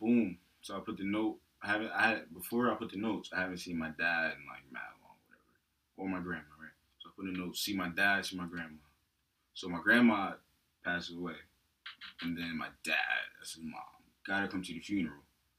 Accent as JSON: {"language": "English", "region": "New Jersey", "country": "United States", "lives_now": "Pennsylvania, United States", "said": "Jersey. I'm from the fifth floor."}